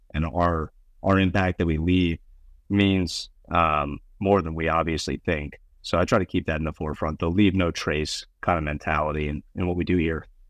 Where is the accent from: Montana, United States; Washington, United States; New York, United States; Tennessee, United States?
Montana, United States; Bozeman; also born or lived in Connecticut; I grew up in Bozeman, Montana